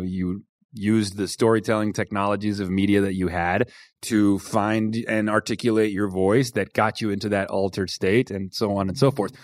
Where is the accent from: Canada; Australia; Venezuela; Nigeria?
Venezuela; first language Spanish and English; moved away; I grew up in Venezuela, I was completely bilingual